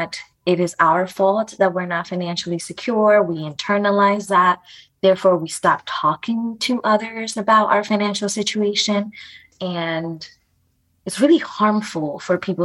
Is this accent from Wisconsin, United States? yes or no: no; New York City, New York, United States; also born or lived in Dominican Republic; I was born in the Dominican Republic. My family immigrated to the Bronx